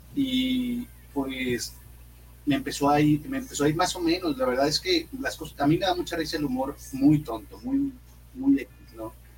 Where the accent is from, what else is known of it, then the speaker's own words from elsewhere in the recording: Monterrey, Nuevo León, Mexico; soy comediante, soy de Monterrey